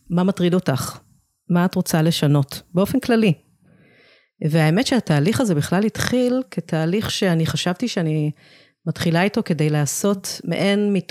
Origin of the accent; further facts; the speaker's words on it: Israel; also born or lived in England, United Kingdom; נולדתי באנגליה. Uh, ההורים שלי עשו עלייה כשהייתי ילדה קטנה. אני תמיד אומרת שזו הייתה בחירה שלהם, לא בחירה שלי.